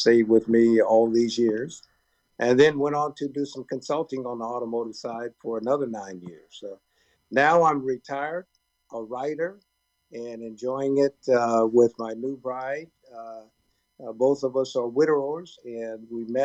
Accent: Oakland, California, United States; growing up in Oakland, California, and playing in all the youth leagues in Oakland

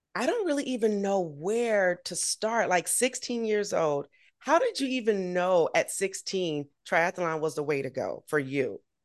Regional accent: Augusta, Georgia, United States; Augusta, my hometown

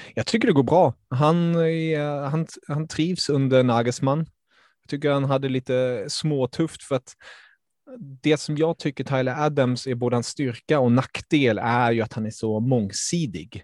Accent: Stockholm, Stockholm County, Sweden; born or raised there; also born or lived in Germany

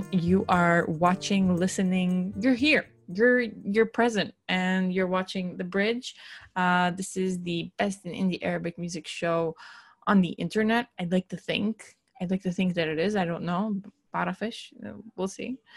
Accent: United States; now in Israel; I'm Palestinian American. Um, I'm Arab. I'm Christian, and I live in Israel.

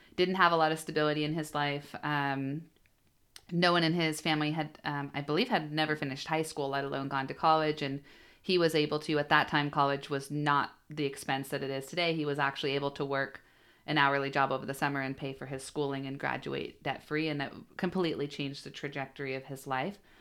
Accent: Bellingham, Washington, United States; I was born and raised in Bellingham, so I, uh, did my whole, yeah, I guess public education there

